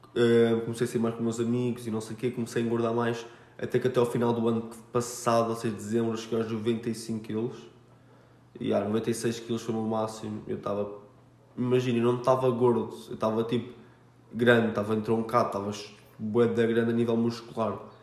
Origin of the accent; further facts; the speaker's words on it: Almada, Setúbal, Portugal; Minha terrinha é Charnaquinha, da Caparica